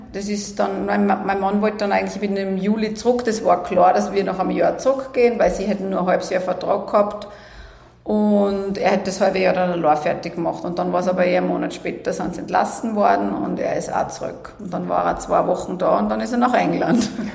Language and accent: German; Salzburg, Austria; bin in Salzburg geboren, also mein Leben lang hier aufgewachsen